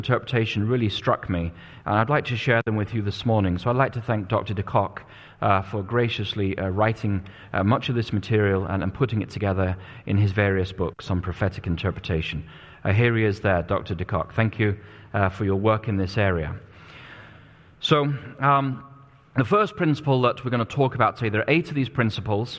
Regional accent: England, United Kingdom; now in United States; I was growing up in England at the time

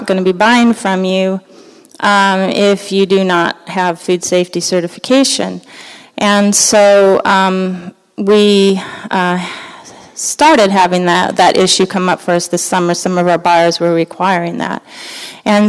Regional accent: Los Angeles, California, United States; moved away; I grew up in Los Angeles, and you know, you kind of get acclimated to where you grow up.

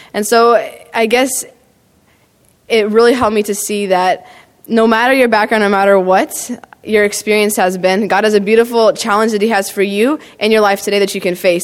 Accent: Clovis, California, United States; I grew up in Clovis, Fresno, Central California

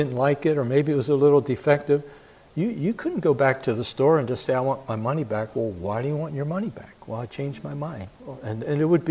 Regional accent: Philadelphia, Pennsylvania, United States; I grew up in Philadelphia

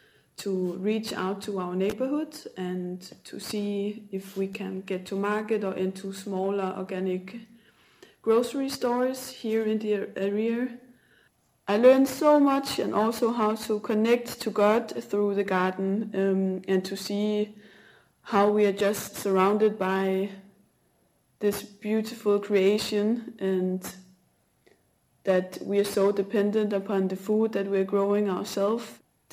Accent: Denmark; English is a second language; now in Portugal; I am from Denmark. I'm 27 years old, and at the moment I am currently living in central Portugal

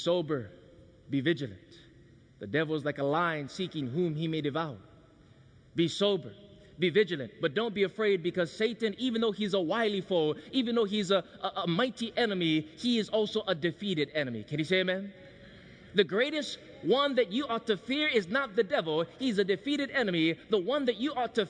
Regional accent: Hawaii, United States; Growing up in Hawaii, I had a disadvantage

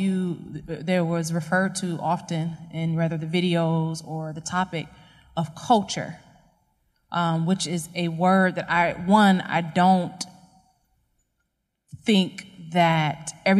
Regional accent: United States; I'm speaking as an American, although, you know, someone would probably look at me and say, okay, you're African American.

